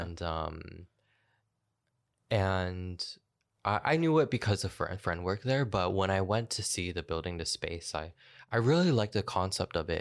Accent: Kitchener, Ontario, Canada; also born or lived in Newmarket; now in Toronto, Canada; move to my hometown, um, Kitchener

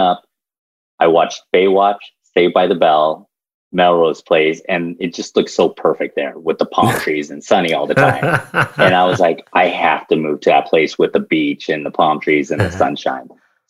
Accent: Seoul, South Korea; born there; And I said, yes, I am. I was born in Seoul.

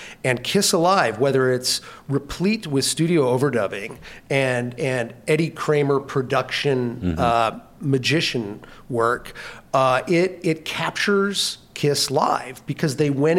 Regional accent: Minnesota, United States; also born or lived in California; I moved to Minnesota in 1976 from California, so I grew up on a diet

